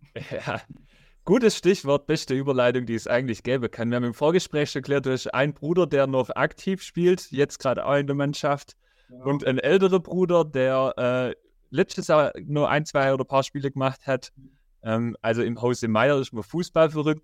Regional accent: Rottenburg am Neckar, Baden-Württemberg, Germany; ich komme ja aus Rotterburg

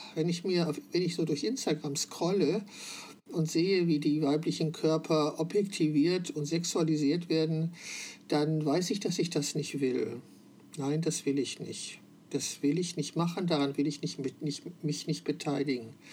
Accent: Wülfrath, North Rhine-Westphalia, Germany; moved away as an adult; dieser Stadt verbindet, in der ich geboren und 21 Jahre gelebt habe

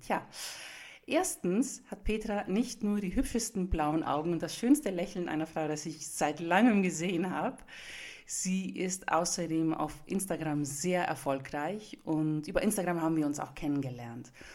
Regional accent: Nuremberg, Bavaria, Germany; ich komme aus Franken, ich bin Griechen, aber ich wurde ja in Nürnberg geboren, in Franken geboren.

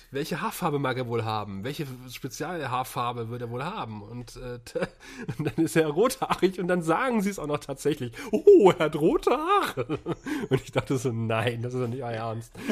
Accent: Northern Germany, Germany; Ich bin Norddeutscher, ich habe mit Karneval nichts am Hut.

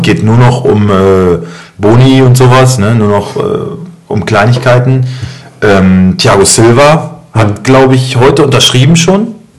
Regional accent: Germany; ich bin Deutscher

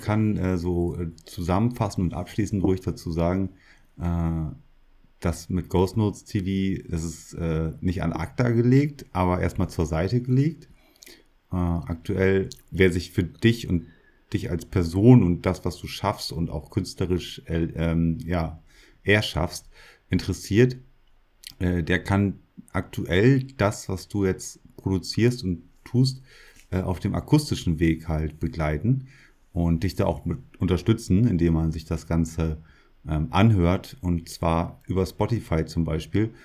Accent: Emsland, Lower Saxony, Germany; ich komme ja aus der Region Emsland, in äh, Niedersachsen, Norddeutschland, Deutschland halt.

